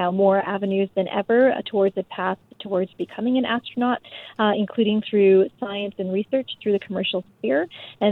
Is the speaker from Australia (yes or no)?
no; Canada; I'm Canadian